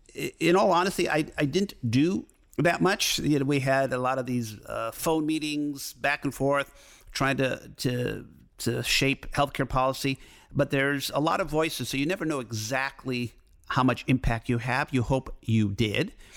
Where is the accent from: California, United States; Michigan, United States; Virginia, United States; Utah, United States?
Michigan, United States; Detroit; moved away as an adult; also born or lived in Ann Arbor; now in Los Angeles, United States; I grew up in Detroit, so I'm used to driving in the snow